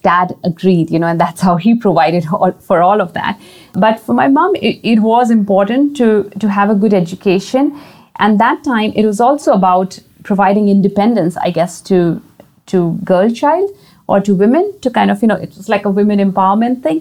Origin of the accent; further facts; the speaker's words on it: India; I grew up in a boarding school. I mean, I went to a boarding school because I'm originally from India